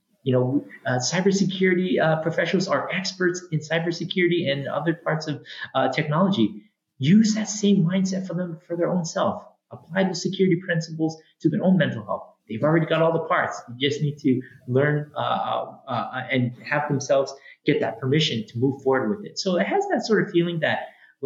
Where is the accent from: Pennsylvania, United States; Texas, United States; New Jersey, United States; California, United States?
California, United States; San Francisco; also born or lived in Hawaii; now in Olympia, United States; I'm originally from San Francisco. I grew up there. I went to local schools right there in the city